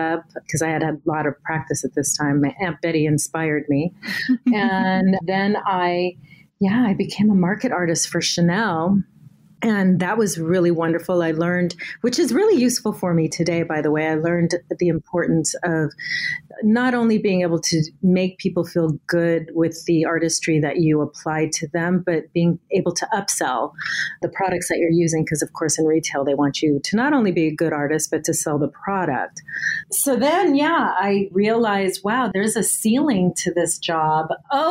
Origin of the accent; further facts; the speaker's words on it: Southern California, United States; I was born in Southern California. My mother's Mexican. My father's Portuguese and Irish.